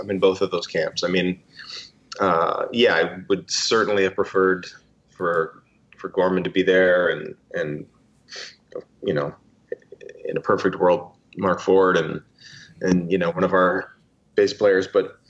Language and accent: English; Canada; I'm Canadian